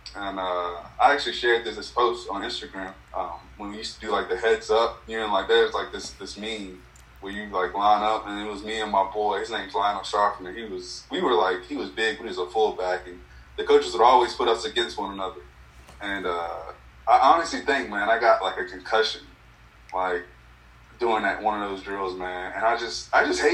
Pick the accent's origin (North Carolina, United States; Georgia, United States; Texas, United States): North Carolina, United States; Greensboro; also born or lived in Robersonville, North Carolina; I'm from Robertsonville, North Carolina, born and raised